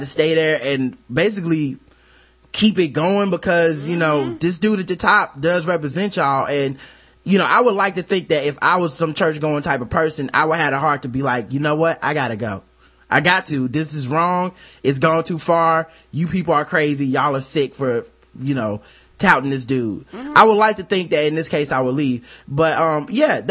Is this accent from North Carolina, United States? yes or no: yes; Charlotte, North Carolina, United States; I'm from Charlotte, North Carolina, the South. You know, we do church around here